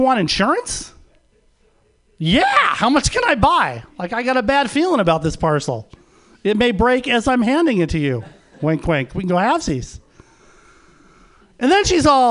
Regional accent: Los Angeles, California, United States; moved away as an adult; also born or lived in San Francisco Bay Area; now in San Francisco, United States; I was born and raised in Los Angeles

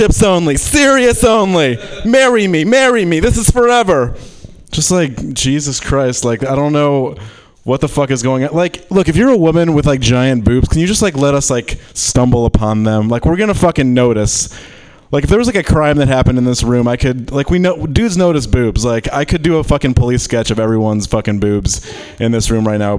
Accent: Michigan, United States; I'm from Michigan

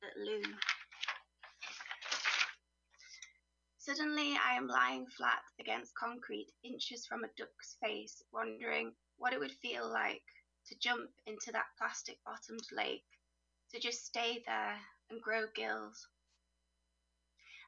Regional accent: Teesside, North East England, United Kingdom; moved away as an adult; I'm kind of from Teesside, which is a little bit south of Newcastle.

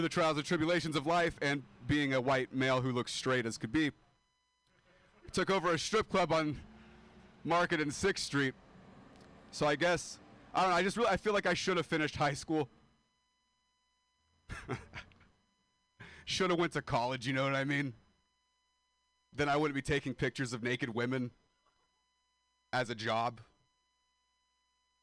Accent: Modesto, California, United States; moved away

